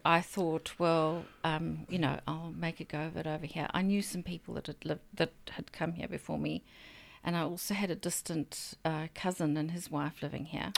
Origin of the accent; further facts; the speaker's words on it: Zambia; now in New Zealand; I was born in a country in sort of South Central Africa called Zambia